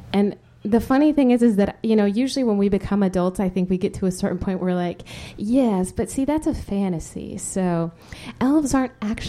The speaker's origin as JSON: {"language": "English", "country": "Spain", "tie": "born or raised there", "said": "is the irony that I grew up in Spain. You know, Spain is it's not exactly a country that's lacking in sensuality."}